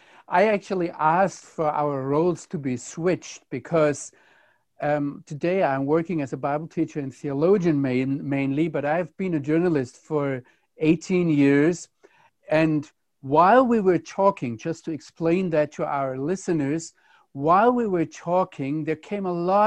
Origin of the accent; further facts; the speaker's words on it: Germany; now in Israel; why I as a German can live here in Israel